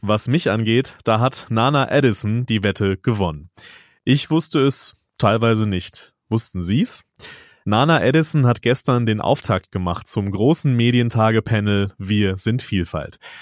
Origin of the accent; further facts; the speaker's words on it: North Rhine-Westphalia, Germany; als gebürtiger Westfaler